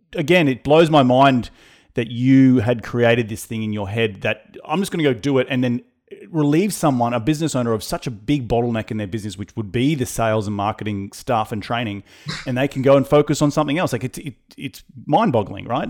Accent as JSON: {"language": "English", "town": "Noosa", "region": "Queensland", "country": "Australia", "tie": "born or raised there", "said": "I grew up in Noosa on the uh, Sunshine Beach State High School. That's where I went to school."}